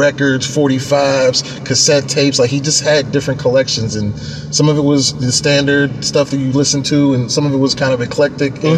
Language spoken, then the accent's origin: English; Pittsburgh, Pennsylvania, United States; I'm from Pittsburgh.